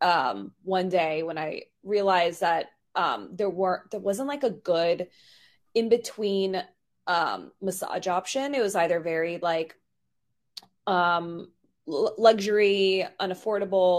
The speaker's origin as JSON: {"language": "English", "town": "New York City", "region": "New York", "country": "United States", "tie": "born or raised there", "said": "I grew up in New York in Queens"}